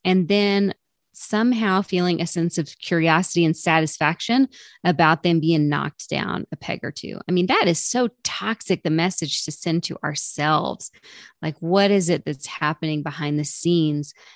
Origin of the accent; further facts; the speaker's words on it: the South, United States; I'm from the South